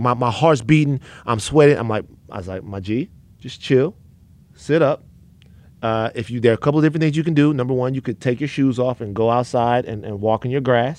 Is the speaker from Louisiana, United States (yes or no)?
yes; Baton Rouge, Louisiana, United States; I'm not one. People might. I'm from South Baton Rouge.